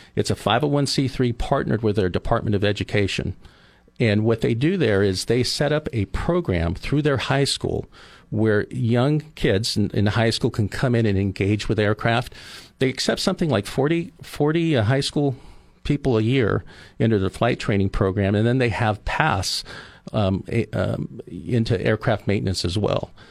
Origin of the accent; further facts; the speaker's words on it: Oceano, California, United States; now in Arroyo Grande, United States; I grew up in Oceano.